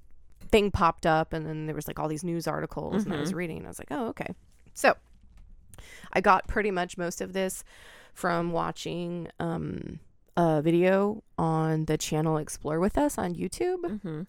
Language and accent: English; Oregon, United States; when I grew up in Oregon